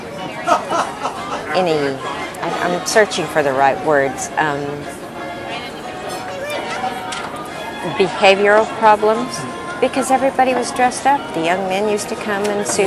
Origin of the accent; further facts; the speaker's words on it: Pocatello, Idaho, United States; moved away; also born or lived in California; I'm a small town girl. And although I'm from California, I lived in Idaho for formative years in Pocatello